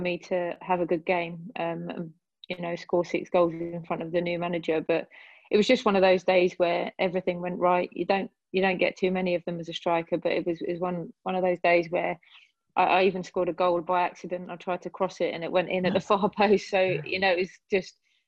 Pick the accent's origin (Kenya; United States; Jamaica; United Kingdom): United Kingdom; England; I grew up in England, and I've lived here all my life